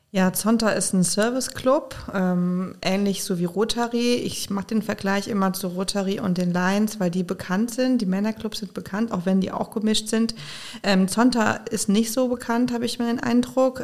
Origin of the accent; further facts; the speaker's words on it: Koblenz, Rhineland-Palatinate, Germany; also born or lived in Konstanz / Schwäbisch Hall / Mainz; Aber seitdem ich ungefähr drei bin, äh, lebe ich in Koblenz, habe sozusagen den Großteil meiner Kindheit und Jugend verbracht in Koblenz